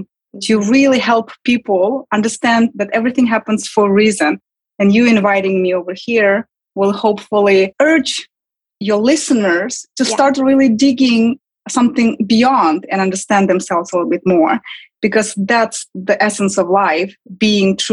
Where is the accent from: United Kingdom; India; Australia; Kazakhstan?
Kazakhstan; English is a second language; moved away as an adult; now in New York, United States; I was born and raised and lived in my early 20s in Kazakhstan.